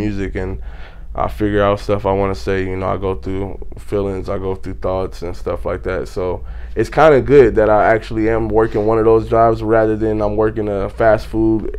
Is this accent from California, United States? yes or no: yes; Pasadena, California, United States; now in Victorville, United States; I'm from Pasadena. That's where I was born and raised.